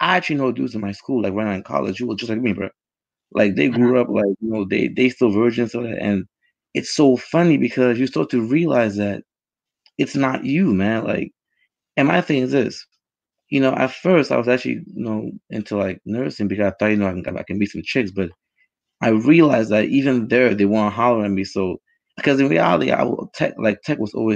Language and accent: English; United States; also born or lived in Africa; I sort of grew up here.